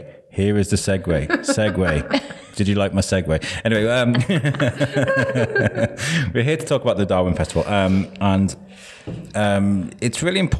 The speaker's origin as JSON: {"language": "English", "town": "Wrexham", "region": "Wales", "country": "United Kingdom", "tie": "born or raised there", "moved": "yes", "lives_now": "Shrewsbury, United Kingdom", "said": "I grew up in Wrexham and they had Wrexham lager."}